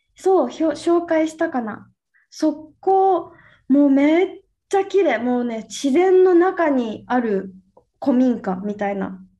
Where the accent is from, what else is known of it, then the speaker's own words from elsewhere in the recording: Okinawa, Japan; 私の地元沖縄よね